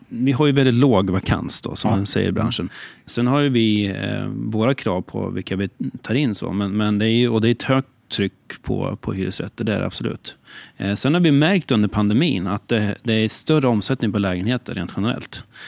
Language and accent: Swedish; Katrineholm, Södermanland, Sweden; also born or lived in Stockholm; Jag är 48 år och född och uppvuxen i Katrineholm